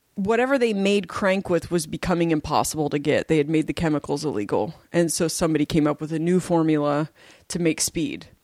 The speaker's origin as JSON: {"language": "English", "town": "Portland", "region": "Oregon", "country": "United States", "tie": "born or raised there", "also_born_or_lived": "Delaware", "moved": "yes", "said": "I grew up in Portland"}